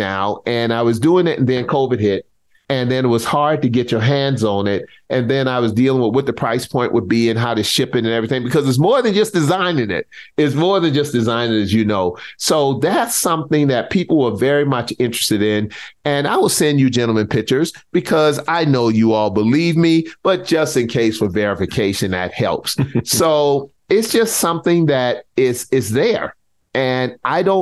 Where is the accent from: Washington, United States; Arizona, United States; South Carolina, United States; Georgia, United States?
South Carolina, United States; growing up in South Carolina